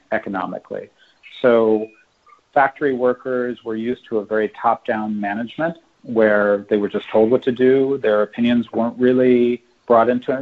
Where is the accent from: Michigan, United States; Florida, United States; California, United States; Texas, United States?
California, United States; moved away as an adult; now in Shanghai, China; I'm, I'm from California